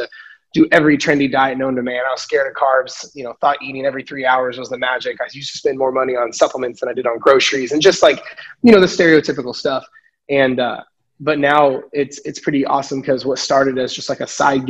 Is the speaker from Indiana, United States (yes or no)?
yes; Indiana, United States; born and raised in Indiana here in the States